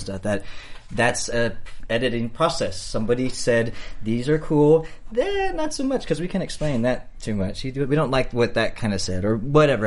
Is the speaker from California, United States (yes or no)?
yes; Los Angeles, California, United States; I'm from East LA, North East LA to be specific, uh, El Sereno